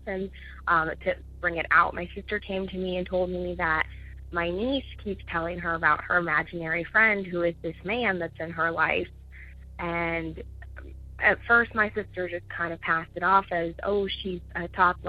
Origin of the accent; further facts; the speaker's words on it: Ohio, United States; I'm from Ohio.